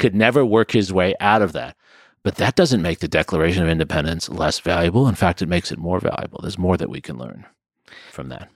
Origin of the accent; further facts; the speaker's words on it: New York, United States; I grew up in New York, so I'm growing up as a legacy